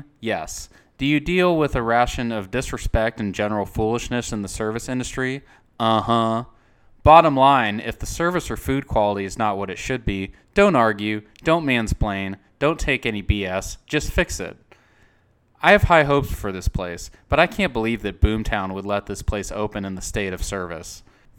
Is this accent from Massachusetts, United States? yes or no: no; Texas, United States; I ordered the steak medium rare because I'm a Texan and I respect the cow.